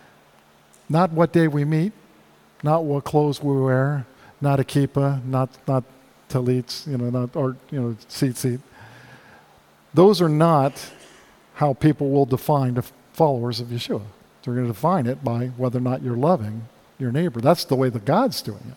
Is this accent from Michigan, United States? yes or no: no; South Florida, United States; growing up in South Florida